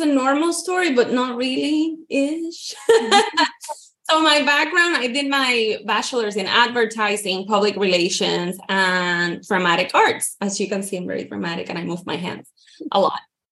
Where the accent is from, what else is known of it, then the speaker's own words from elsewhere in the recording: Puerto Rico; moved away as an adult; now in Florida, United States; I am from Puerto Rico, born and raised. And then I moved here to Florida in 2010